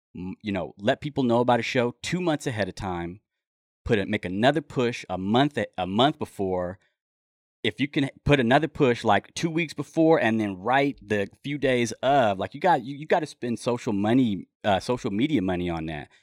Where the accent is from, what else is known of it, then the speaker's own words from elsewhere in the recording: Los Angeles, California, United States; also born or lived in Mojave Desert, California; now in Humboldt County, United States; I grew up in Los Angeles, and I've been listening to hip hop since I was, um, you know, living in the Wilshire District down there.